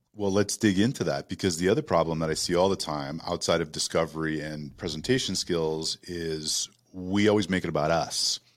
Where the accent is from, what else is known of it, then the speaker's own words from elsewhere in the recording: Toronto, Ontario, Canada; moved away as an adult; now in United States; I grew up in Toronto